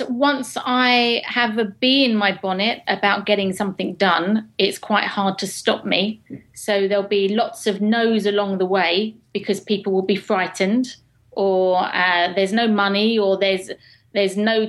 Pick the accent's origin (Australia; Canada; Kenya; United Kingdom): United Kingdom; England; accent: proper English